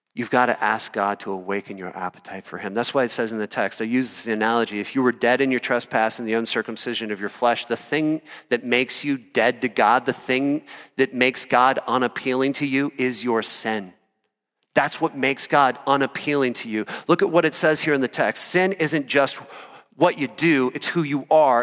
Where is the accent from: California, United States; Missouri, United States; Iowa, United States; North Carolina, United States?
Iowa, United States; moved away as an adult; also born or lived in Colorado; I grew up in Iowa